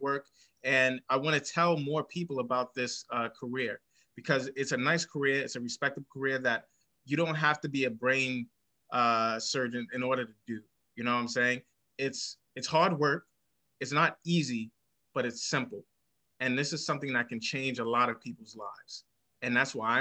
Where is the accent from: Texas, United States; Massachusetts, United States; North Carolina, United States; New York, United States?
New York, United States; New York City; I grew up in Bedside, Brooklyn, New York City